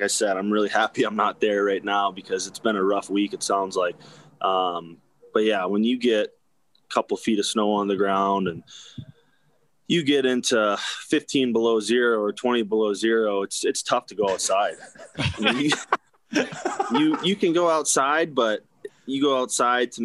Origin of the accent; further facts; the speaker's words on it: Cincinnati, Ohio, United States; moved away; also born or lived in North Dakota / Arizona; I grew up in Cincinnati, Ohio throughout like high school and a little bit younger